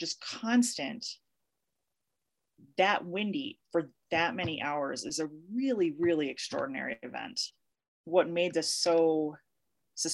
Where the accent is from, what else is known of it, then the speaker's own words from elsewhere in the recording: Chicago, Illinois, United States; now in Colorado, United States; I am originally from Chicago, but I've lived in Colorado and for a bit more than 20 years